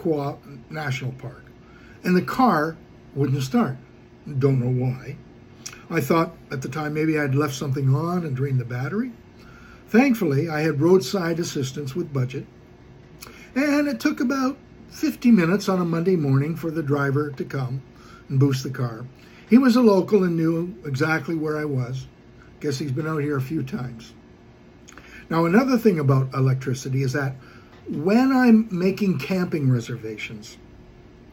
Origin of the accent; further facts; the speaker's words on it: Toronto, Ontario, Canada; I was from Toronto